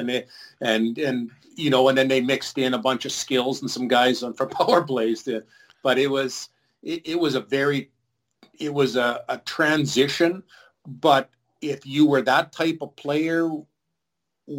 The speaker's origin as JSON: {"language": "English", "town": "Prince Albert", "region": "Saskatchewan", "country": "Canada", "tie": "born or raised there", "said": "all from Prince Albert, and we kind of grew up together"}